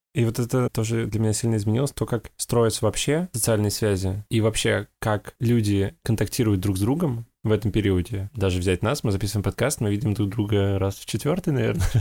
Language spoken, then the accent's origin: Russian; Russia; now in Netherlands; из России